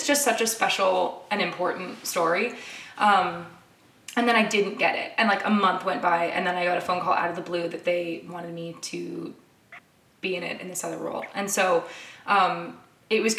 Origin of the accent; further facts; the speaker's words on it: Canada; now in United States; I'm from Canada